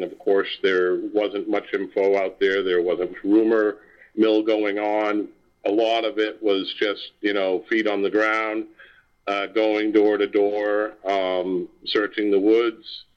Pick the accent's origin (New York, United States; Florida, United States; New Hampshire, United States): New Hampshire, United States; Littleton; also born or lived in Sugar Hill, New Hampshire; I was born in Littleton, 57 years old. And pretty much been here my whole life